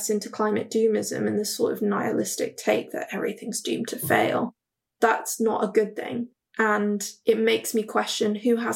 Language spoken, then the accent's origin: English; Hong Kong; I'm actually from Hong Kong